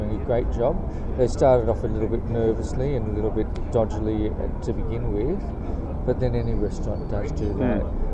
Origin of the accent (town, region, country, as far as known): Australia